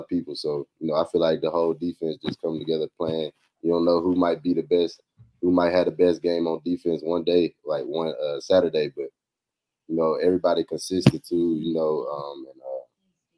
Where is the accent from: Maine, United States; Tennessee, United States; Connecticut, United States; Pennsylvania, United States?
Tennessee, United States; also born or lived in Georgia; I'm playing for my home state